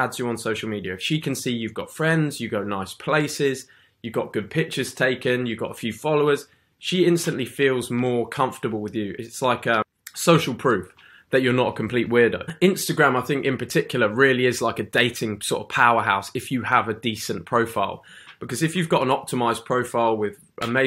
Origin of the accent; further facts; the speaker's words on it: England, United Kingdom; Being in the UK for me, I'm just a normal guy, I'm an English guy in the UK